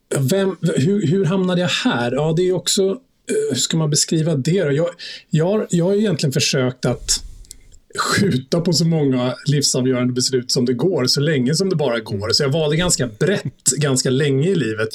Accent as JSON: {"language": "Swedish", "area": "outside Stockholm", "region": "Stockholm County", "country": "Sweden", "tie": "born or raised there", "also_born_or_lived": "Munich, Germany", "said": "Jag är uppvuxen i, utanför Stockholm. Jag har bott här i stort sett hela mitt liv."}